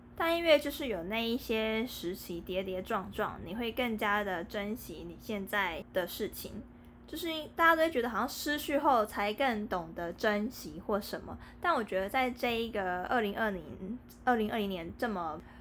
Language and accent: Chinese; Taiwan; 我们台湾人都会习惯戴口罩